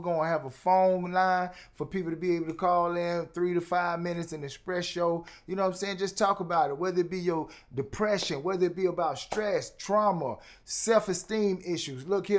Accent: Baltimore, Maryland, United States; Hey, I'm from Baltimore, so you know I say two.

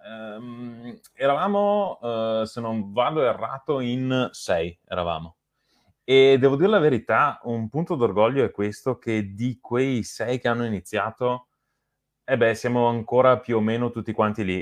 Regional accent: Lonigo, Veneto, Italy; noi siamo di Lonigo

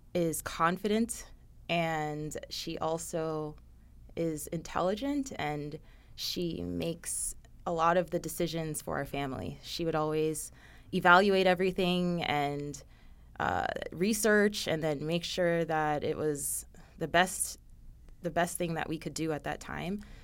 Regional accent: Coconut Creek, Florida, United States; I grew up in Coconut Creek, Florida, which is near Fort Lauderdale

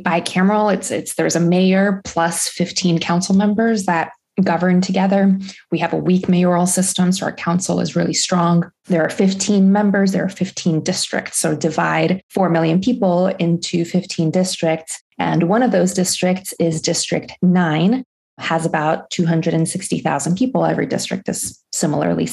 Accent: Tampico, Tamaulipas, Mexico; now in Los Angeles, United States

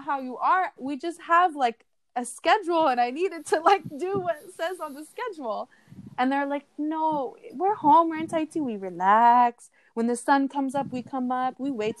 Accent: United States; I'm Polynesian from America

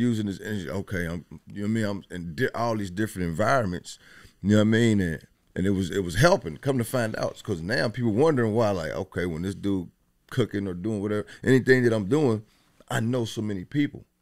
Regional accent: Dayton, Ohio, United States; I'm from Dayton. I mean, Westwood to be exact.

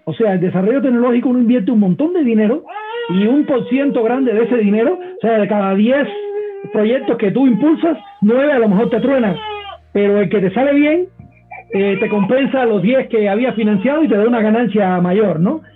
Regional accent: Cuba; now in Mexico; yo vengo de Cuba

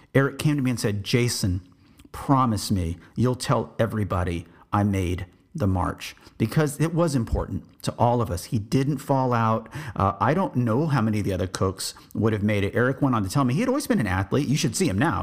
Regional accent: Texas, United States; I'm from Texas. I said, I'm, I'm American

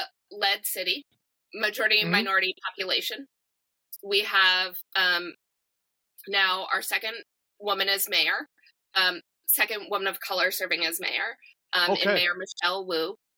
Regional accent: New Jersey, United States; now in Boston, United States; and I grew up in New Jersey, right?

